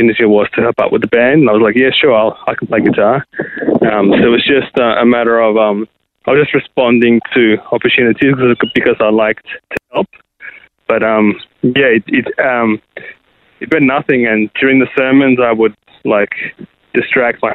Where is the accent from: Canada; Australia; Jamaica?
Australia; Sydney, New South Wales; moved away as an adult; now in Adelaide, Australia; I was born in Sydney and raised in Sydney